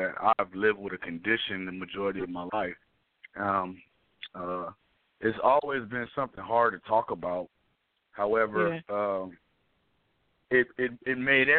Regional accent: Inglewood, California, United States; born or raised there; also born or lived in New Orleans, Louisiana

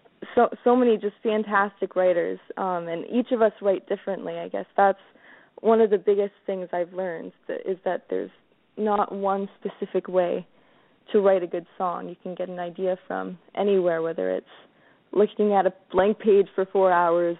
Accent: Chatham, Ontario, Canada; my hometown at the Capitol Theater in Chatham.

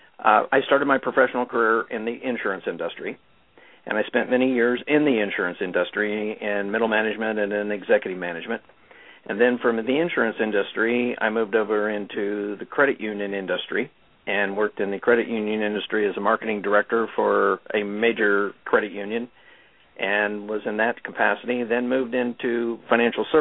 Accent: Midwest, United States; moved away as an adult; now in California, United States; was born and raised in the Midwest, and moved to California in 1985

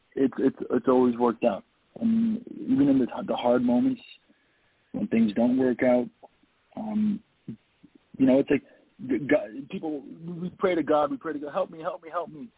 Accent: Toronto, Ontario, Canada; I was born and raised in Toronto.

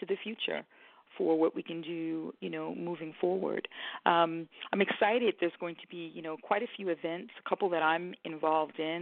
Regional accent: New York City, New York, United States; moved away as an adult; now in Hampton, United States; I'm a transplant to Hampton, Virginia, born and raised in the Bronx. Those are my roots. But moved to Virginia 17 years ago.

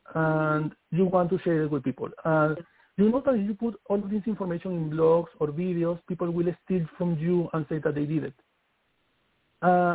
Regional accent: Venezuela; English is a second language; moved away as an adult; also born or lived in Wayuu (ancestry); now in New York City, United States; I come from the Wayuu tribe. I born in Amazon.

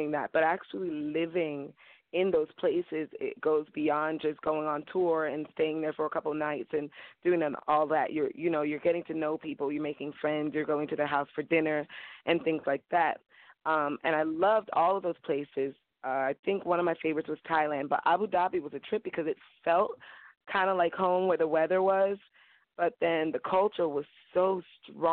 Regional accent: Miami, Florida, United States; also born or lived in New Orleans / Southeast Asia / Fort Lauderdale; I was born and raised in Miami, and now I'm in Fort Lauderdale, same thing

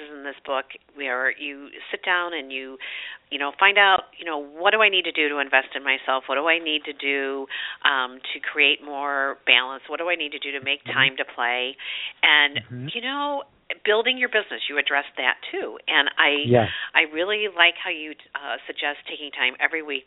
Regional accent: St. Louis, Missouri, United States; I grew up in St. Louis, Missouri

